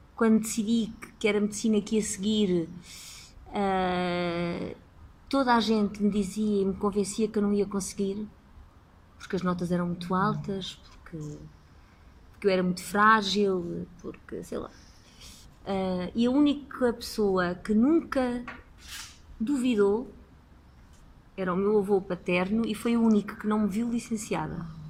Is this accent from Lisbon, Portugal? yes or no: yes; Lisbon, Portugal; Sou nascida e criada em Lisboa